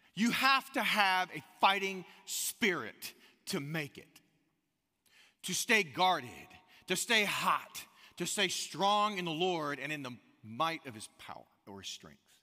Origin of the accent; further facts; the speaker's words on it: United States; now in Austin, United States; growing up on the Gulf Coast, um, it's South Alabama, Northwest Florida, right there, Pensacola, Gulf Shores kinda area